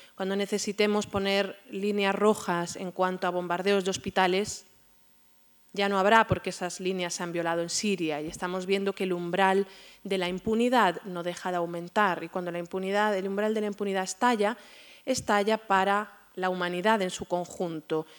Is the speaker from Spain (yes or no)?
yes; Spain; como, como, españoles, como españolas